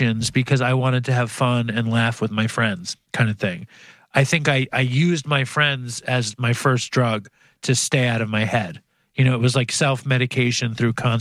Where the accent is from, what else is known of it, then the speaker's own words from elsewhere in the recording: New York City, New York, United States; I grew up Jewish in Manhattan. Both my parents were teachers, and I grew up in a like kind of public housing in Chelsea